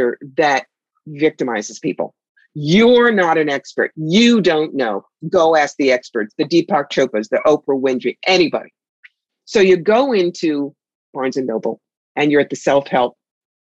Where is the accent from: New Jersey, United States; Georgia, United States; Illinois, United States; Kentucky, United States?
New Jersey, United States; Cherry Hill; now in upstate New York, United States; I grew up outside Philly in Cherry Hill, New Jersey